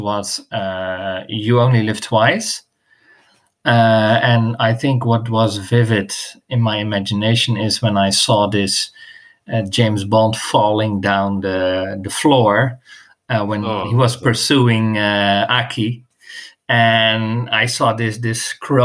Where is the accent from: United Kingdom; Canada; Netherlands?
Netherlands; now in Barcelona, Spain; I'm originally from the Netherlands